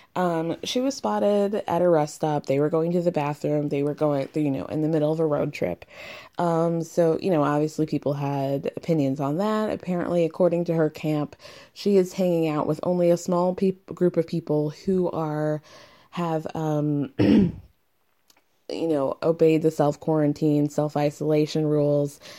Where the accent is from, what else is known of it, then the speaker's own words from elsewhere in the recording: Atlanta, Georgia, United States; I'm from Atlanta